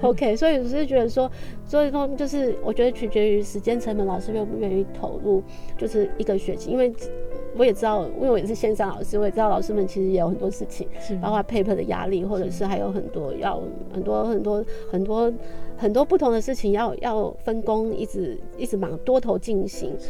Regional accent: Taiwan; 因为我过去也是在台湾长大的

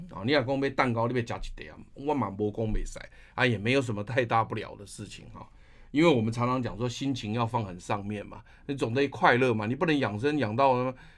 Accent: Taiwan; 我们台湾人

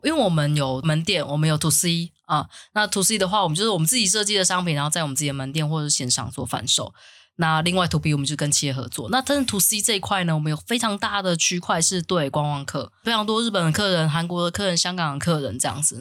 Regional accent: Taiwan; accent: Taiwanese accent (台腔); 我要抬腔或者是抬语

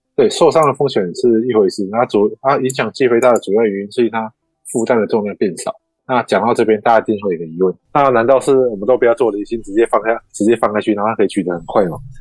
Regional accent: Kaohsiung, Taiwan; moved away as an adult; now in Taipei, Taiwan; 我是高雄人

